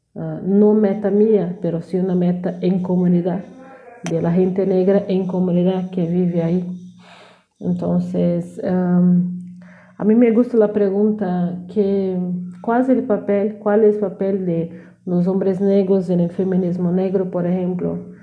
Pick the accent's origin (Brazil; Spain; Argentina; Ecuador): Brazil; South Region; Spanish is a second language; soy de sur de Brasil